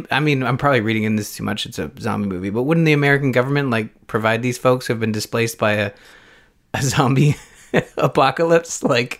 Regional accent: Canada; Look at me just being all Canadian up in this podcast.

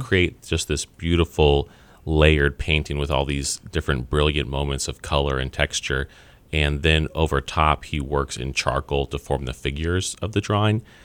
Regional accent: Kansas City, Missouri, United States; I'm born and raised in Kansas City

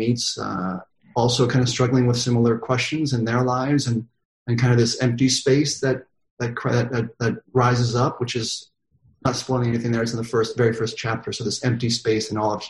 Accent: Connecticut, United States; moved away; also born or lived in Manhattan; I grew up in Connecticut

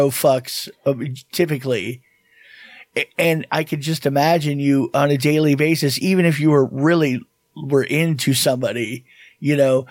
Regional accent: South Florida, United States; we grew up in South Florida

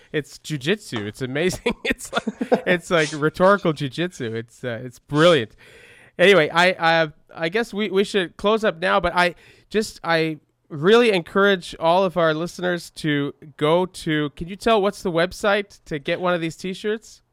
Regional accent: Canada; growing up in Canada

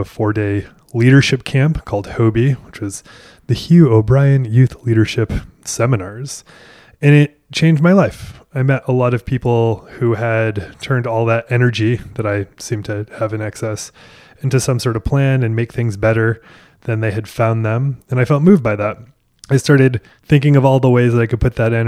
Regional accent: Maine, United States; now in Nashville, United States; I grew up in Maine

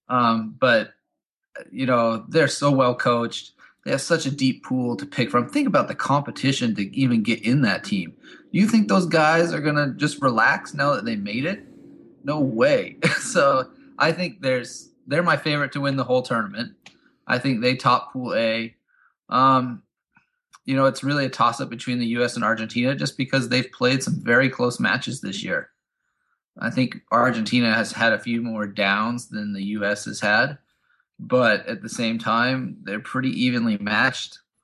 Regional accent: United States; As an American

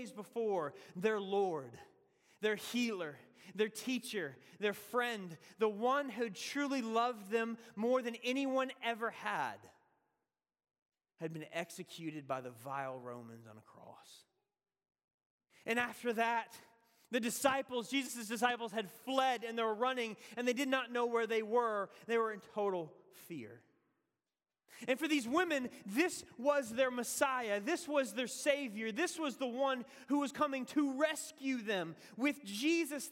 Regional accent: the South, United States; accent: southern; moved away as an adult; now in Boston, United States; my southern accent

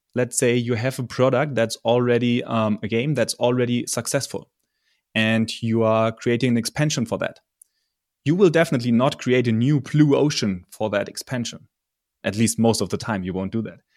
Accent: Germany; I'm from Germany

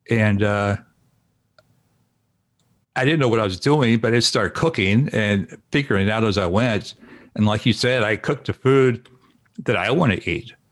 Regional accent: Indiana, United States; moved away as an adult; also born or lived in Dallas, Texas; now in Portland, United States; I grew up in Indiana, and uh, so a lot of Southern cooking, um, Kentucky, Indiana, that area.

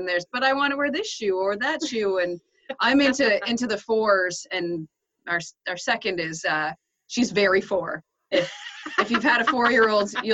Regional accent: Ontario, Canada; now in Maritimes, Canada; I grew up in Ontario where everything's go, go, go.

